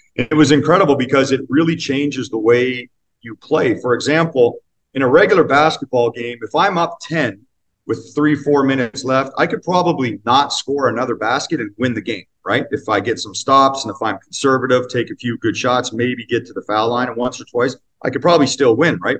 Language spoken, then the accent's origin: English; Northern Ontario, Canada; I grew up in Northern Ontario